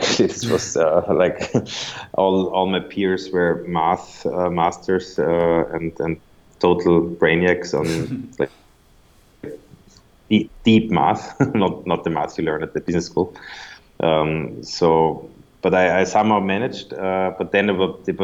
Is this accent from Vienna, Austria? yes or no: yes; Vienna, Austria; also born or lived in New York, United States; I grew up in Vienna, Austria.